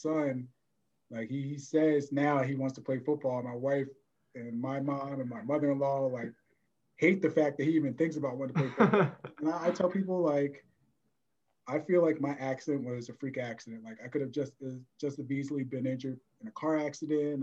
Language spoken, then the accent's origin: English; New Jersey, United States; I grew up in South Jersey